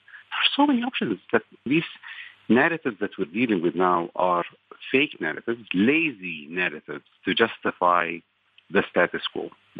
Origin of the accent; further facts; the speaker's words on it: Iraq; also born or lived in Jordan / Saudi Arabia; I grew up in the Arab world. I am half Palestinian and half Iraqi. I grew up in different parts of the Arab world, in Iraq and Jordan and Saudi Arabia and other countries.